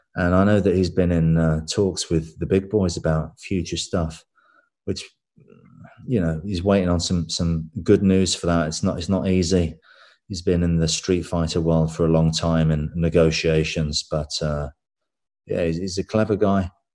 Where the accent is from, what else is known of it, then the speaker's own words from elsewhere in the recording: England, United Kingdom; I'm English